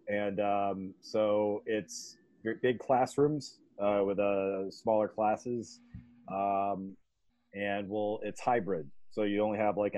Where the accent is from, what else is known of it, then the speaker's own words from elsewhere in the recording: New Hampshire, United States; moved away as an adult; also born or lived in New York; I'm coming to you from my home state of New Hampshire.